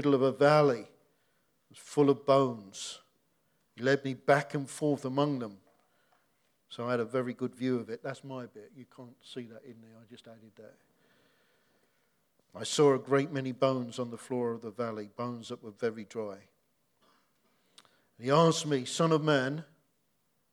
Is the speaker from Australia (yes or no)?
no; Hoddesdon, East of England, United Kingdom; moved away as an adult; also born or lived in Dagenham; I don't come from Dagenham, I come from Hertfordshire. I'm from Hoddesdon